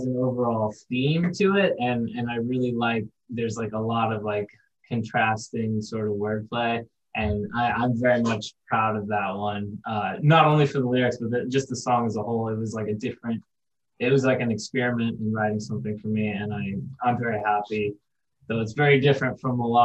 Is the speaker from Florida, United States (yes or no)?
yes; Florida, United States; we're from Florida